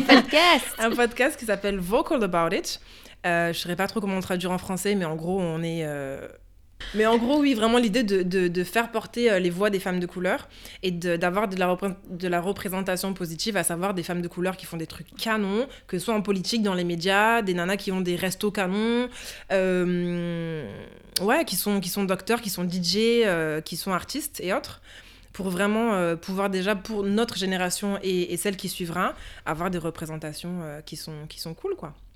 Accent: France; en tant que petite fille noire qui grandit en France

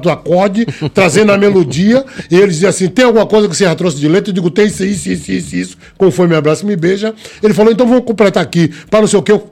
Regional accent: Bahia, Brazil; porque eu sou baiano, mas não tenho nada a ver com essa descaração da Bahia.

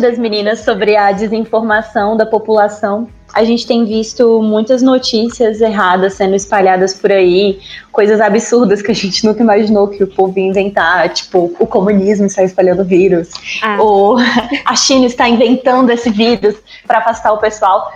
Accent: Brasília, Federal District, Brazil; Eu sou brasiliense, é, me formei aqui

